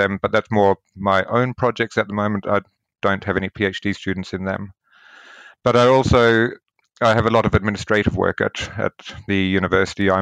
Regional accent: New Zealand; I grew up in New Zealand, and I was very close to both the beaches

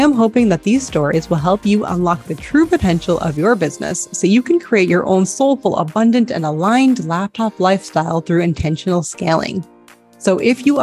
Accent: United States; now in Spain; life as an American in Spain

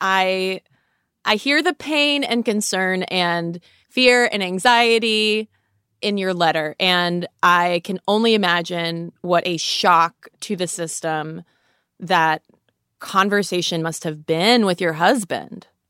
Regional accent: United States; we, as, as an American culture

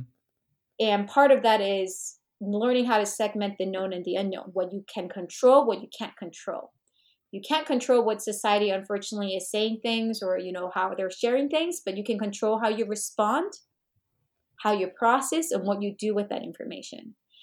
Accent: United States; But and I know I'm Korean American, so I wanted to be mindful of not just learning about Korea

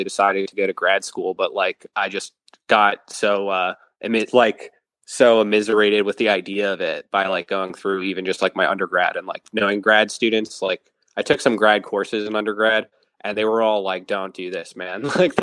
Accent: Western Massachusetts, United States; I grew up in Western Mass

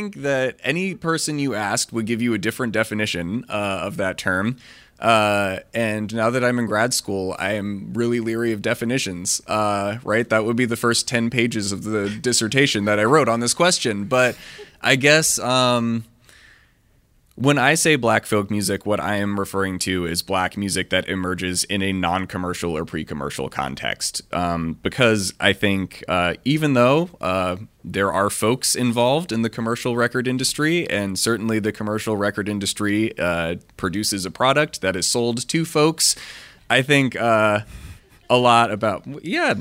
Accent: Washington, District of Columbia, United States; I grew up in Washington, D.C. in the late 90s and early 2000s

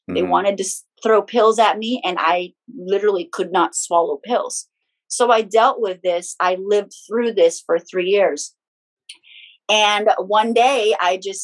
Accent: Philippines; moved away; I'm born and raised in the Philippines

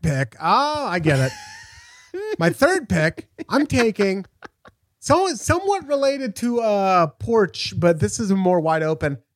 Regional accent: Portland, Oregon, United States; I'm from Portland.

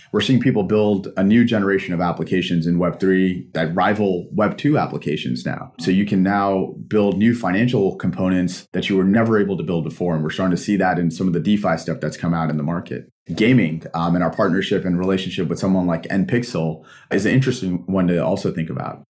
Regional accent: Pakistan; moved away; I'm a Pakistani immigrant

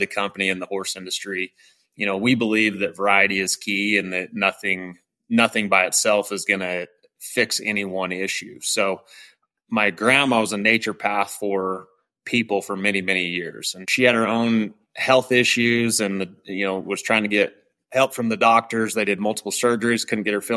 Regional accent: Jerome, Idaho, United States; born and raised in Southern Idaho. I was born in Jerome, Idaho

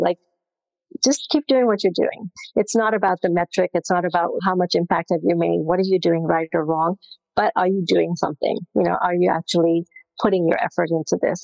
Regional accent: Zambia; moved away; I was born in Zambia

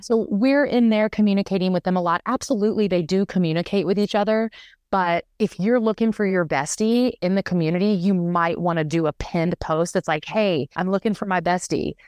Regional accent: the South, United States; now in Boulder, United States; I'm from the South originally

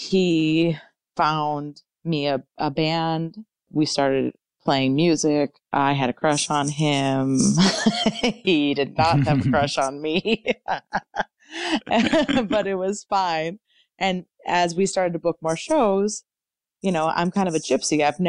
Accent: Connecticut, United States; in Connecticut in front of like all my hometown, you know, friends and family.

